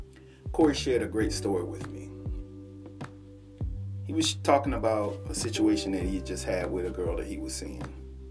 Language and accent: English; Sanford, Florida, United States; I'm from Sanford